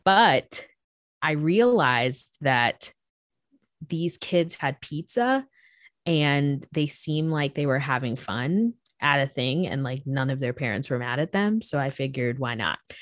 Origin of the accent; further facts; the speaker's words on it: Florida, United States; I grew up in Florida